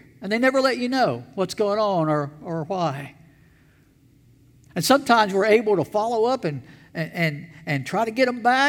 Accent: Elberton, Georgia, United States; When I was a teenager, I worked for the town that I grew up in Elberton, Georgia

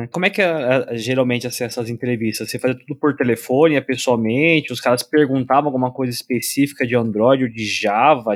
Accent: São Paulo, Brazil; now in Ireland; eu sou de São Paulo

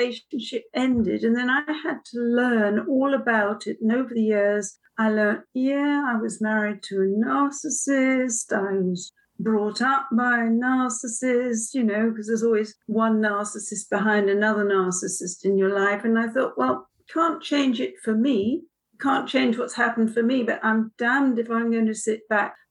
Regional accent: London, United Kingdom; moved away as an adult; now in Oxford, United Kingdom; I'm a Londoner.

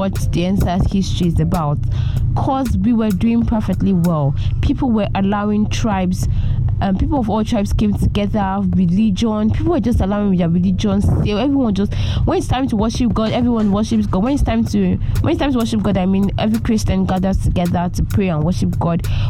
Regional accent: Nigeria; proud as a Nigerian youth

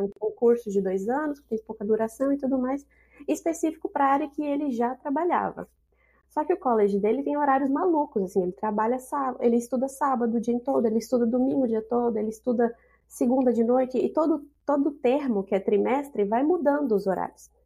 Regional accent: Brasília, Federal District, Brazil; moved away as an adult; now in Canada; Eu vim da periferia, eu sou de Brasília, mas eu vim da periferia de Brasília

